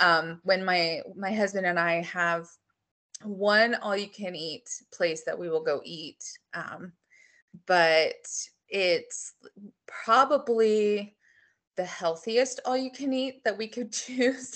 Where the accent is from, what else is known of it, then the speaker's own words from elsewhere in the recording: United States; I'm American